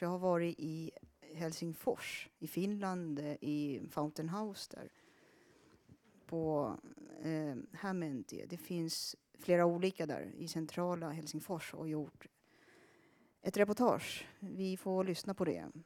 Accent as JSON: {"language": "Swedish", "country": "Sweden", "tie": "born or raised there", "first_language": "Finnish", "second_language": "Swedish", "said": "Finska är mitt modersmål och det var det jag lärde mig. Jag lärde mig prata svenska först när jag var sju år. Fast jag bodde i Sverige då"}